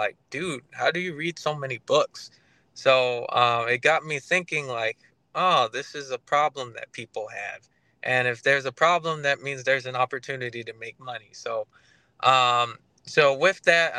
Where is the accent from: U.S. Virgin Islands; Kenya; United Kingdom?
U.S. Virgin Islands; St. Croix; now in Tampa, United States; I live in Tampa, Florida, but I'm originally from St. Croix, just a small little island in the U.S. Virgin Islands